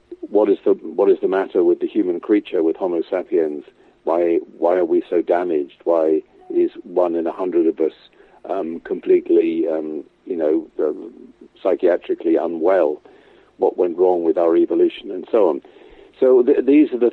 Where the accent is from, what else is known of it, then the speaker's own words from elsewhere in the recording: England, United Kingdom; growing up in England